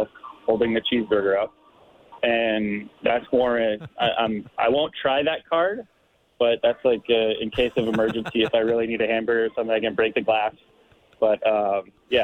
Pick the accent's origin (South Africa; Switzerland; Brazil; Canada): Canada; a Canadian kid who grew up watching Hockey Night in Canada